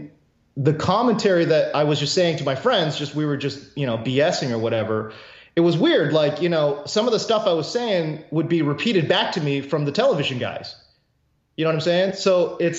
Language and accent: English; Houston, Texas, United States; also born or lived in South Korea; I grew up kind of in the Houston area